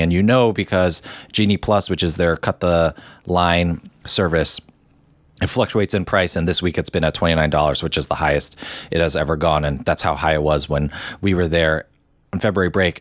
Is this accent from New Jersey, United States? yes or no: yes; New Jersey, United States; also born or lived in Hong Kong; growing up in New Jersey